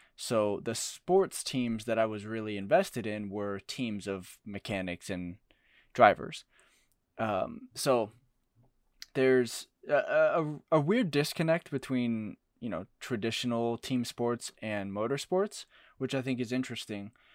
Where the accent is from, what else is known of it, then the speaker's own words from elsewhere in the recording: Arizona, United States; growing up in Arizona, we were Suns fans